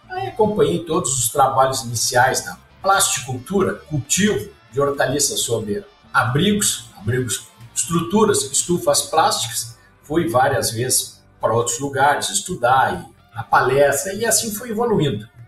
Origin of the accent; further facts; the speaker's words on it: Pelotas, Rio Grande do Sul, Brazil; also born or lived in Porto Alegre; Então, sou gaúcho, nasci em Porto Alegre e logo cedo, quando tinha 5 anos, meus pais se mudaram mais para o sul, lá para a região de Pelotas, e lá eu fui meio que criado